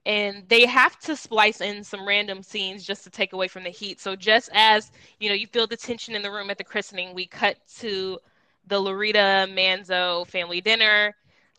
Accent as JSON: {"language": "English", "region": "Arkansas", "country": "United States", "said": "damn, I'm from Arkansas"}